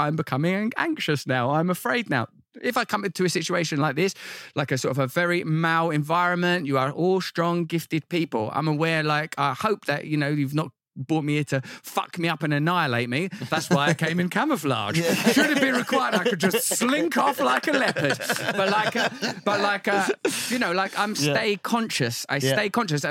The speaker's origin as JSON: {"language": "English", "town": "Grays", "region": "East of England", "country": "United Kingdom", "said": "I'm like from Grays in Essex"}